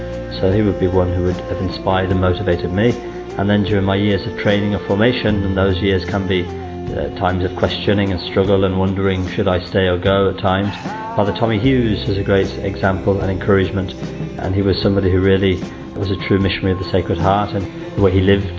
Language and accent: English; Coventry, West Midlands, United Kingdom; now in Liverpool, United Kingdom; I come from Coventry originally and at the moment based in Liverpool.